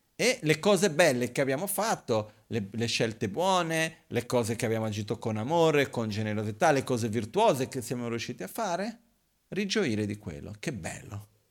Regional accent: Brazil; now in Italy; quando ero bambino in Brasile succedeva, ogni tanto a casa di mio padre

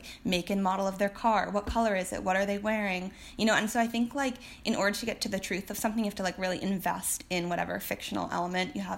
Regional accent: Martha's Vineyard, Massachusetts, United States; moved away as an adult; now in Oregon, United States; I'm from an island off the coast of Massachusetts, Martha's Vineyard

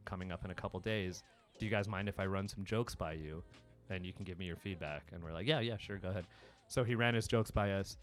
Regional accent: Southern California, United States; also born or lived in New York; I'm Indian from Southern California

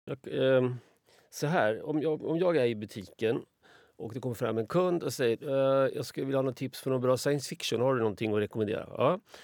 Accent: Småland, Sweden; Jag, kommer från Småland

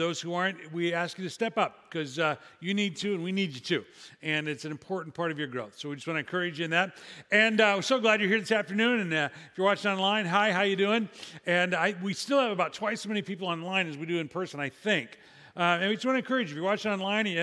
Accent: Illinois, United States; my home state of Illinois

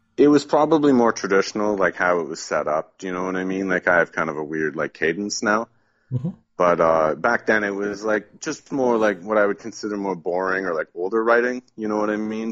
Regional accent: Southern Ontario, Canada; moved away as an adult; also born or lived in Toronto; now in Quebec, Canada; I grew up in Southern Ontario

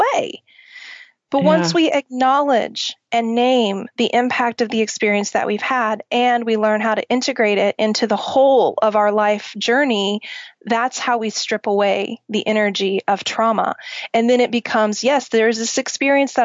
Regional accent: Oklahoma, United States; I grew up in Oklahoma

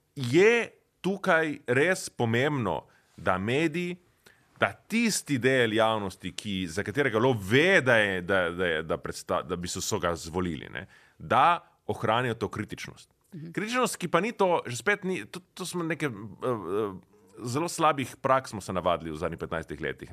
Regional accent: Nova Gorica, Slovenia; prihajam iz Nove Gorice

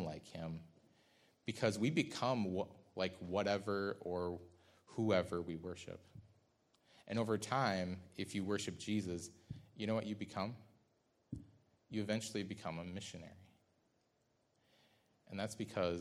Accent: Midwest, United States; I'm a guy from the Midwest

